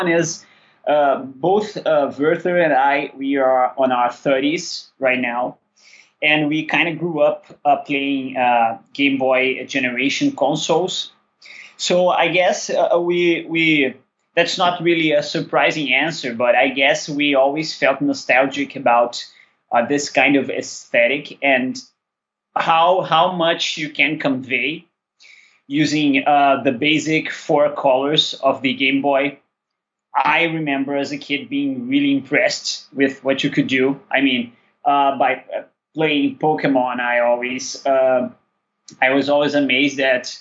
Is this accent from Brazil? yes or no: yes; Rio de Janeiro, Brazil; We're both from Rio.